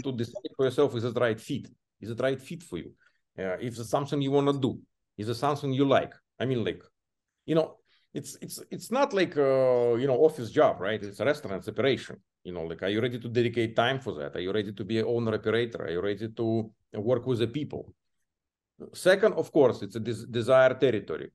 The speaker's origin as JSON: {"language": "English", "country": "Belarus", "tie": "born or raised there", "second_language": "English", "moved": "as an adult", "lives_now": "United States", "said": "my home country, Belarus"}